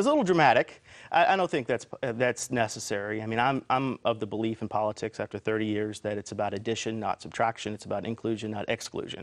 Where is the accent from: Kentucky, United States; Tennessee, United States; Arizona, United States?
Kentucky, United States; Elizabethtown; I'm from Elizabethtown, I live in Elizabethtown